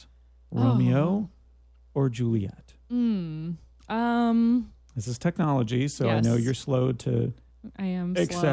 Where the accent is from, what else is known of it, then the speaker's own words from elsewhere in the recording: Canada; now in United States; in Canada, which is where I'm from